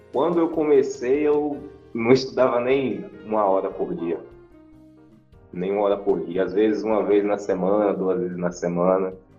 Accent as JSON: {"language": "Portuguese", "town": "Feira de Santana", "region": "Bahia", "country": "Brazil", "said": "sou de Feira de Santana, na Bahia"}